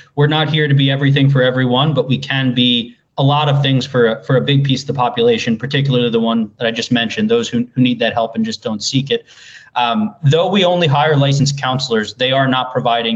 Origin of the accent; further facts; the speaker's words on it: Dix Hills, New York, United States; I am from Dix Hills originally